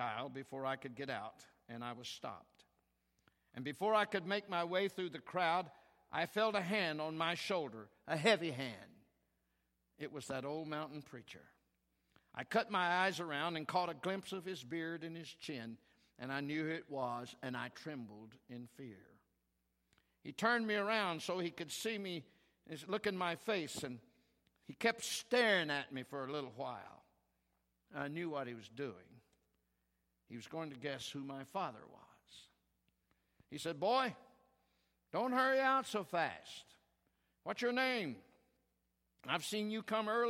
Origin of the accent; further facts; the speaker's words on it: Oklahoma, United States; We're from Oklahoma